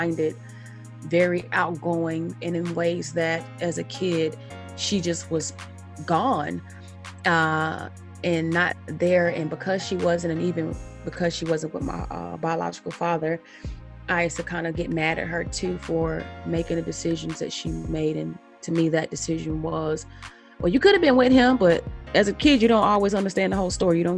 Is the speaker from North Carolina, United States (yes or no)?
yes; Charlotte, North Carolina, United States; I am from Charlotte, North Carolina